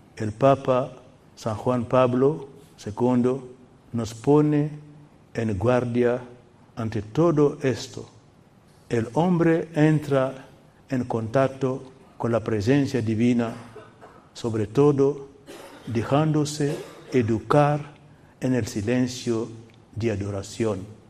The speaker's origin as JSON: {"language": "Spanish", "country": "Guinea", "tie": "born or raised there", "moved": "yes", "said": "la capital de mi país natal, Guinea"}